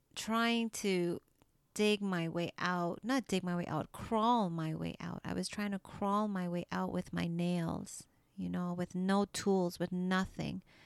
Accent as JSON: {"language": "English", "country": "Trinidad & Tobago", "tie": "born or raised there", "moved": "yes", "lives_now": "Canada", "said": "I was born in Trinidad and, you know, I came to Canada and my English wasn't perfect."}